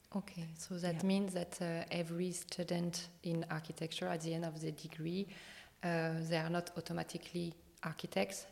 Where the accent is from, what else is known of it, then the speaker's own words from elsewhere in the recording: France; accent: strong French; English is a second language; my strong French accent